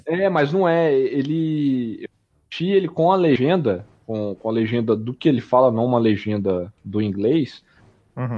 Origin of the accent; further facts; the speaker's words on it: São Paulo, Brazil; moved away; quando eu era criança, eu morei em São Paulo